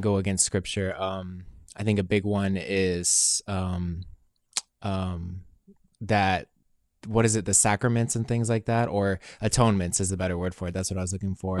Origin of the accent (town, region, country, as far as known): United States